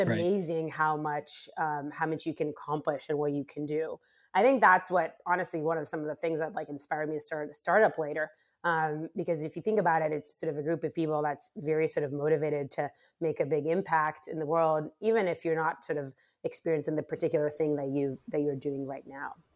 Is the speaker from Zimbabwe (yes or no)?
no; Rehovot, Central District, Israel; moved away as an adult; also born or lived in Bay Area, California / Monte Carlo; I am originally from Israel, so I was born and raised um, uh, actually on a, a, university campus called the Weizmann Institute of Science